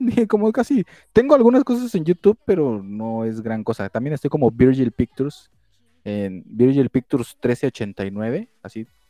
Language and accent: Spanish; Mexico; somos de México.